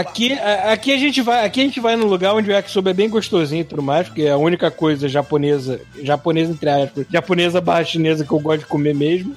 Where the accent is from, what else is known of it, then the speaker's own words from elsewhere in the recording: Brazil; moved away; eu sou brasileiro